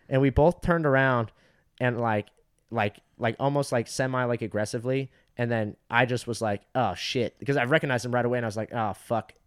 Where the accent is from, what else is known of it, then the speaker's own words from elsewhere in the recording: Fountain Valley, California, United States; Fountain Valley is, like, my hometown